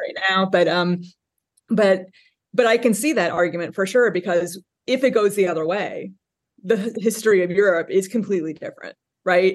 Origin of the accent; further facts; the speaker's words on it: South Bend, Indiana, United States; moved away as an adult; now in Cincinnati, United States; I am a Hoosier born and bred. I grew up in South Bend, Indiana